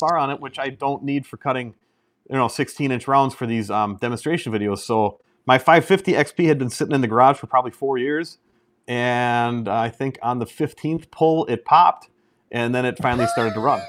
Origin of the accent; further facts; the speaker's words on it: Merrill, Wisconsin, United States; I've been in Merrill since, uh, second grade. So, yeah, I, I, I'm basically grown up and from here